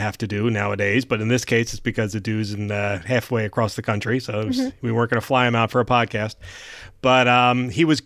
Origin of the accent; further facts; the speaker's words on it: Philadelphia, Pennsylvania, United States; from Philly